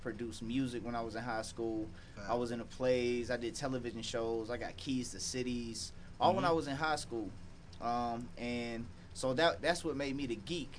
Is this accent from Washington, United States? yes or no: no; Atlanta, Georgia, United States; also born or lived in New Jersey / Baltimore; I was raised here in Atlanta on the south side